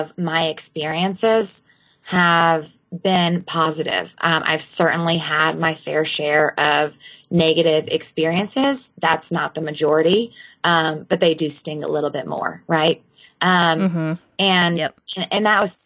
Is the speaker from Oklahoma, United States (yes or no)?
no; Walhalla, South Carolina, United States; I'm from Walhalla, South Carolina.